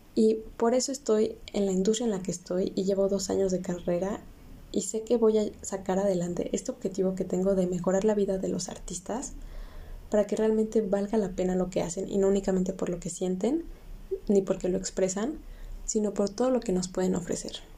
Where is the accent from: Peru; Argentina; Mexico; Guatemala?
Mexico; como cualquier mexicano que llega a sus 17, 18 años y tiene que decidir qué carrera va a estudiar, tuve que hacerlo